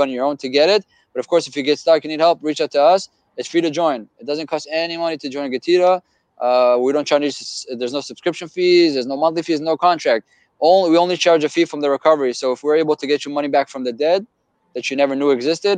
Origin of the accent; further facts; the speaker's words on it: Israel; moved away as an adult; now in United States; Born and raised in Israel